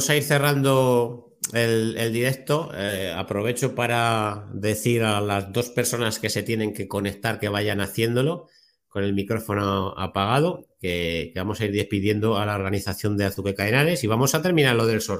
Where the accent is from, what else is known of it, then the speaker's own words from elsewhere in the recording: Torrejón de Ardoz, Community of Madrid, Spain; born there; yo eh, nací en Madrid y mi familia es de Alcalá de Henares, Guadalajara... Entonces me pilla allí, Torrejón de Ardoz, yo nací en Torrejón de entonces tengo casa, tengo la familia allí